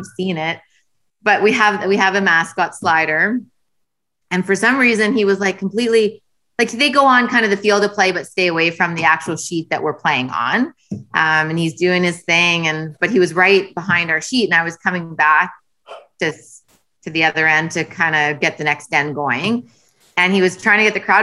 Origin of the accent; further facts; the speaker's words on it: Winnipeg, Manitoba, Canada; moved away as an adult; now in Ontario, Canada; I live in Ontario now because I moved for my husband, but I was born in Winnipeg, so I still represent Winnipeg at the national championship